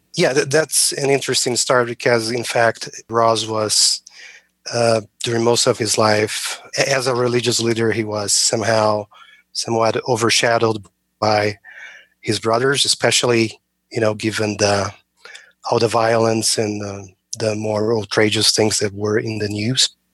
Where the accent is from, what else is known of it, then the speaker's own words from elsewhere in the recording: Brazil; moved away as an adult; now in United States; I'm originally from Brazil